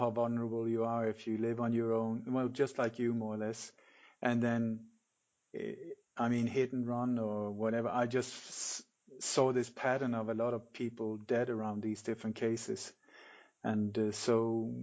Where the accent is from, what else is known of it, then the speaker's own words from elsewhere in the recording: Denmark; moved away; also born or lived in Sweden / Mallorca, Spain; I'm Danish. I was born in Denmark, but lived many years in Sweden